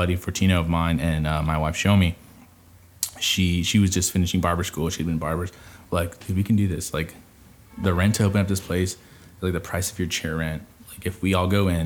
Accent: Merced, California, United States; we're from Merced

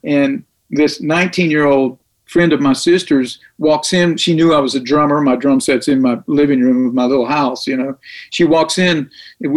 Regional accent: Tullahoma, Tennessee, United States; now in Nashville, United States; Name of the town's Tullahoma, Tennessee. And I grew up there

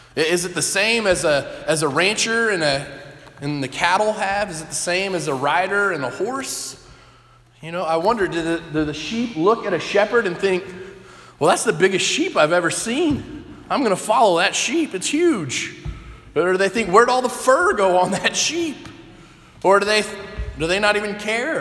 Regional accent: Texas, United States; moved away; Growing up in Texas, some of those stereotypes are true that you hear of Texans. I grew up in a city of about 1 million people

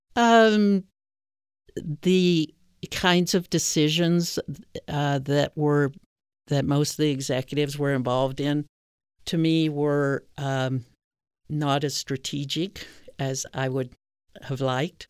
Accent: Virginia, United States; also born or lived in Canada / Jamaica; and then I moved to Virginia, which is where I did most of my schooling, high school, gr-, gr-, grade school and high school.

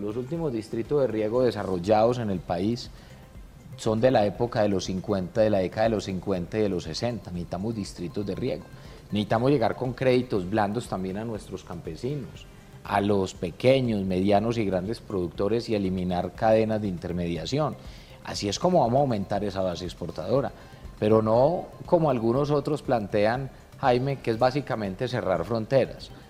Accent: Colombia

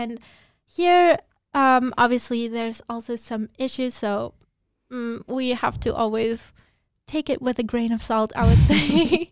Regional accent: Luxembourg; I grew up in Luxembourg

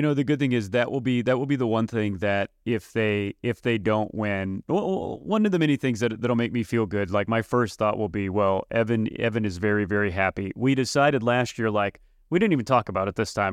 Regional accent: Kansas City, Missouri, United States; moved away; a boy from Kansas City that watched his Chiefs

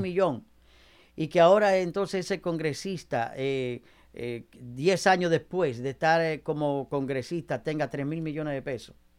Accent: Dominican Republic; now in United States

